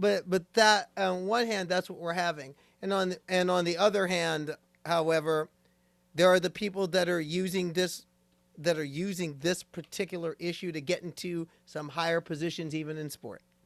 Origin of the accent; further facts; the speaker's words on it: Nebraska, United States; moved away; That's my home state. That's my home state. Going home to Nebraska